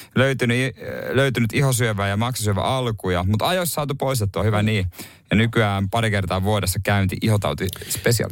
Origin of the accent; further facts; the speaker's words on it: Seinäjoki, South Ostrobothnia, Finland; oma kotikuntani Seinäjoki